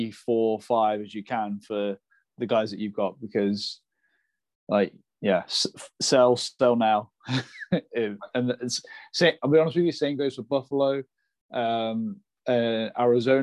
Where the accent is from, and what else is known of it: Nottingham, East Midlands, United Kingdom; born or raised there